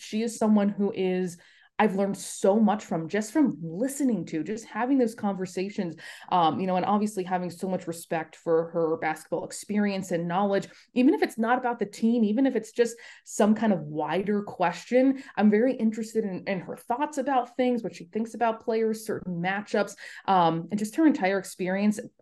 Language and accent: English; Los Angeles, California, United States; moved away as an adult; also born or lived in Buffalo, New York; I grew up in Los Angeles, spent the first eighteen years of my life there.